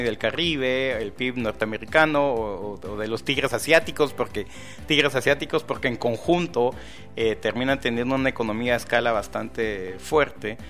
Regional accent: Guatemala; con nuestra autoestima como guatemalteco

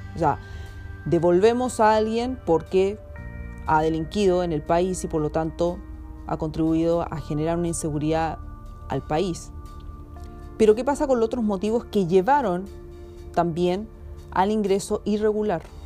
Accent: Chile

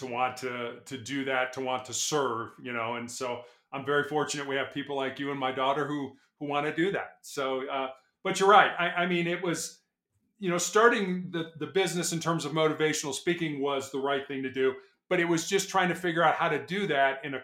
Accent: Chicago, Illinois, United States; also born or lived in South Carolina; I was born and raised in Chicago

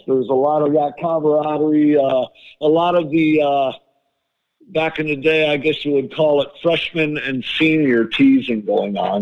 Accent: Chicago, Illinois, United States; I grew up in Chicago

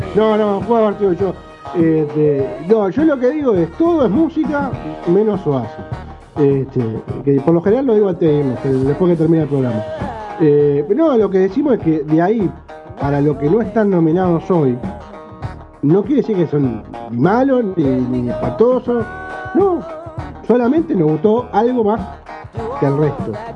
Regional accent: Uruguay; vivimos acá. somos uruguayos

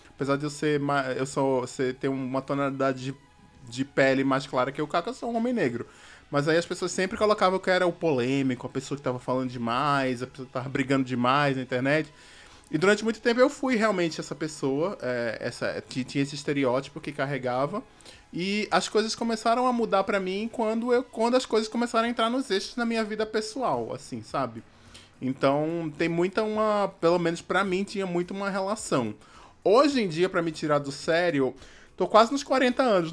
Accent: Recife, Pernambuco, Brazil; eu sou de Recife

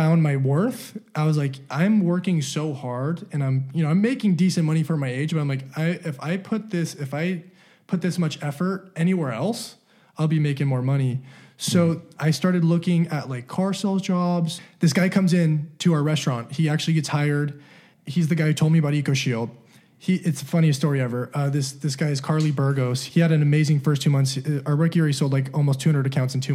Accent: Salt Lake City, Utah, United States; also born or lived in Southern California; born in Southern California. I moved to Salt Lake. Those are the two places I've only been my whole life

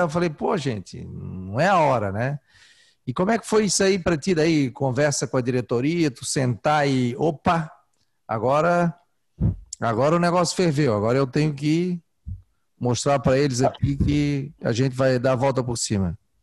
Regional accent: Florianópolis, Santa Catarina, Brazil; Eu sou do, eu do, do centro, da agronômica. Nasci na Carlos Correia

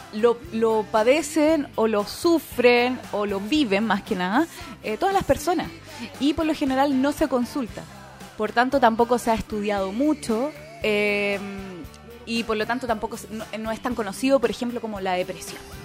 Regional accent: Santiago, Santiago Metropolitan Region, Chile; moved away; yo soy de Santiago, oriunda de allá.

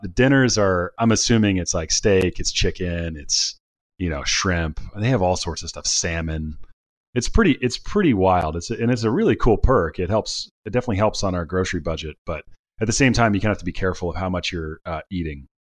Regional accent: Cincinnati, Ohio, United States; now in California, United States; I'm from, I'm from Cincinnati originally

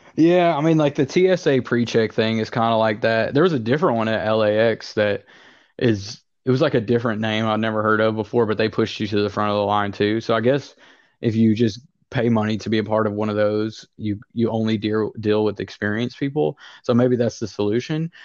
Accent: the South, United States; I'm from the South and I sound and act like somebody from the South.

